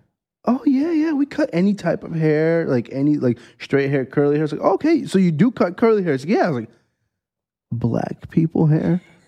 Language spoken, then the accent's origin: English; Brazil; Because, we came from Brazil. Uh-huh. First church that I went to were Brazilians.